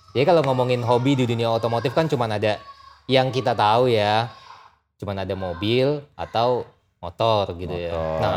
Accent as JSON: {"language": "Indonesian", "region": "Riau", "country": "Indonesia", "tie": "born there", "said": "gua kan lahir kan di Riau di kota kecil yang which is Eh, mostly itu kita semua di sana naik motor dibanding naik mobil."}